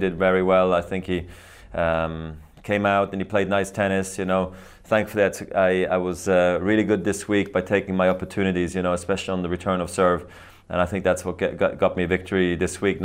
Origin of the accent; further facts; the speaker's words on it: Basel, Basel-Stadt, Switzerland; here in my hometown